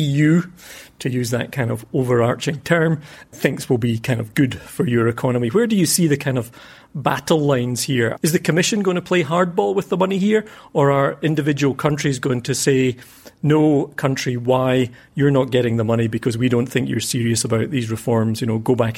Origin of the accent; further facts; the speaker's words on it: Scotland, United Kingdom; we'll take a virtual tour of my hometown to explore the huge shift in Scottish politics that's taken place in recent years.